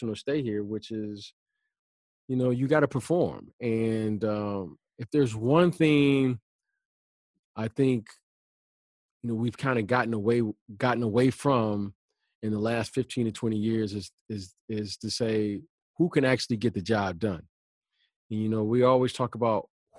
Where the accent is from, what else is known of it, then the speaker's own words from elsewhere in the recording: Detroit, Michigan, United States; I grew up growing up in Detroit